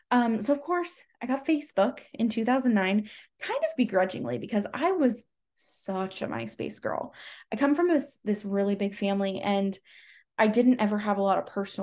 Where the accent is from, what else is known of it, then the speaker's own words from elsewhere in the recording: Bellingham, Washington, United States; born there; also born or lived in Southern California; now in Arizona, United States; I was born in Bellingham, Washington, moved down to Southern California, moved back to Southwest Washington, moved back to Southern California, moved back to Washington, and now I'm here in Arizona.